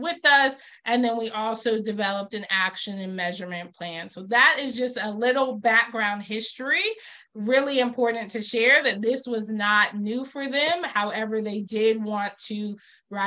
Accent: Georgia, United States; I was born in Georgia, so also born in the Deep South

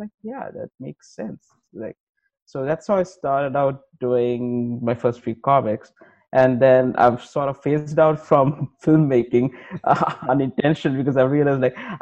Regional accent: Sri Lanka; I'm from Sri Lanka

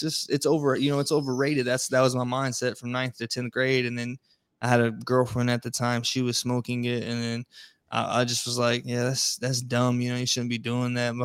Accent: Florida, United States; now in East Coast, United States; I'm originally from Florida.

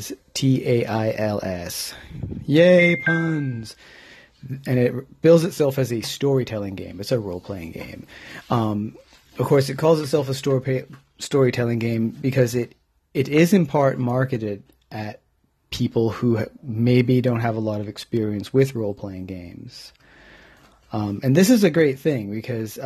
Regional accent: home state of California, United States; moved away as an adult; now in United Kingdom; I am clearly from the United States, but I've been living in the UK for 16 years

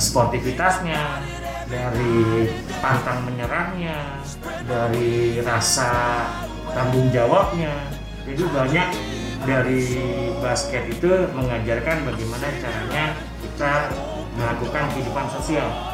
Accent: Jakarta, Indonesia; moved away as an adult; now in Makassar, Indonesia; Saya lahir di Jakarta dua- empat puluh satu tahun yang lalu

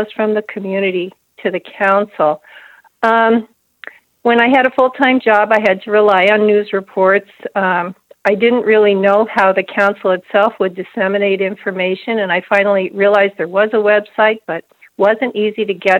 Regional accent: New Jersey, United States; moved away as an adult; now in Houghton, United States; I grew up in the New Jersey area

